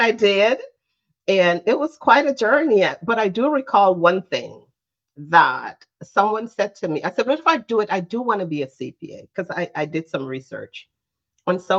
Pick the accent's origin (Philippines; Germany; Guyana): Guyana; now in New Jersey, United States; I'm originally from Guyana